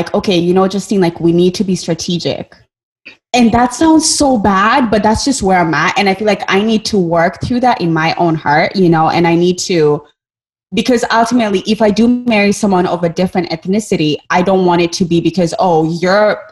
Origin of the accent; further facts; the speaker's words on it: Kenya; moved away; I grew up in Kenya. I grew up in a very monocultural country.